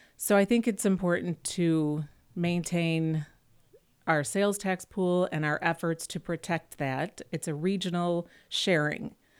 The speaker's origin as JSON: {"language": "English", "town": "Webster Groves", "region": "Missouri", "country": "United States", "tie": "born or raised there", "said": "I grew up in Webster Groves"}